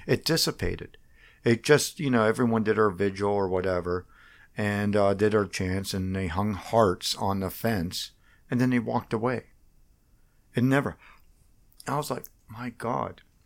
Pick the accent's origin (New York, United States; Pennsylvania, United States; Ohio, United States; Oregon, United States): Pennsylvania, United States; Washington; moved away as an adult; I grew up in Washington, P A, uh, just outside of Washington